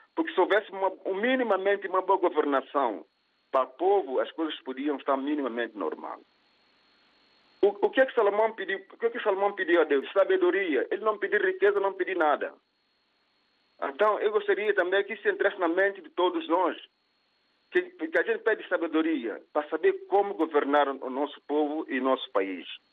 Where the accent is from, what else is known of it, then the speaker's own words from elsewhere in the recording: São Tomé & Príncipe; na minha terra, Santo Tomé Príncipe